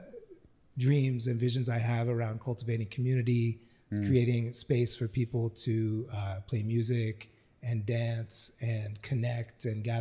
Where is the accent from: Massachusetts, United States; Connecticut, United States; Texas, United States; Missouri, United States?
Massachusetts, United States; Stockbridge; moved away as an adult; also born or lived in New York City; I grew up in Stockbridge